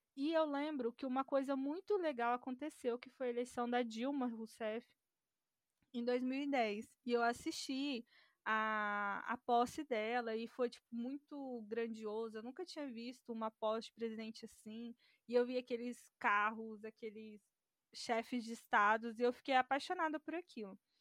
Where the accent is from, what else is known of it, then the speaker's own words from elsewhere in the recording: Cassilândia, Mato Grosso do Sul, Brazil; moved away as an adult; also born or lived in Goiânia; eu sou de uma cidade do interior do Mato Grosso do Sul, o nome da cidade é Cacilândia